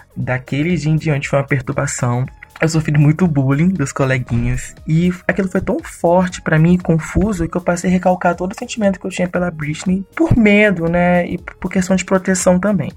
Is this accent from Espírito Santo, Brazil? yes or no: yes; Vitória, Espírito Santo, Brazil; eu tenho 24 anos, sou de Vitória, Espírito Santo